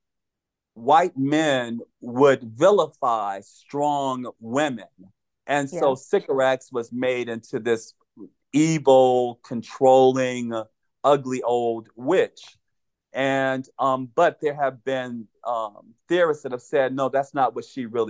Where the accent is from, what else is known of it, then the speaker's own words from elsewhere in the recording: California, United States; also born or lived in Birmingham, Alabama; I was born in Birmingham, Alabama, but I was raised in California since the age of 2